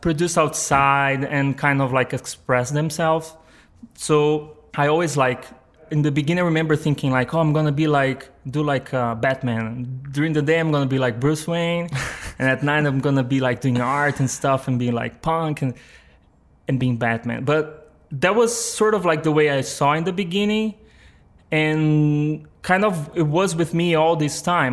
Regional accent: São Paulo, Brazil; English is a second language; moved away as an adult; now in New York, United States; I was born in Brazil, like in a. I mean, it's this small like town in Brazil called. Uh, uh, the translation would be like New Horizon. Um, and it's it's like uh, in the São Paulo state, which is like the the main state in Brazil. But I grew up there

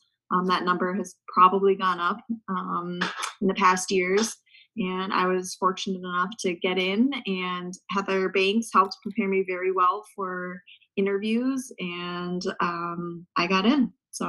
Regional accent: St. Cloud, Minnesota, United States; So I grew up in St. Cloud, Minnesota. I am a third generation Gusty.

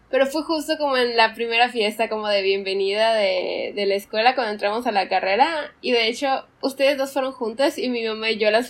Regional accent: Mérida, Yucatán, Mexico; Yo soy de acá de Mérida, aquí. Bueno, he vivido en la península toda mi vida, no solo en Mérida, pero sí aquí en la península de Yucatán.

